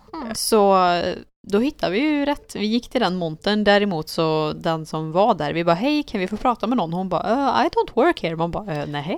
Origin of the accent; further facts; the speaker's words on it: Sweden; vi var från Sverige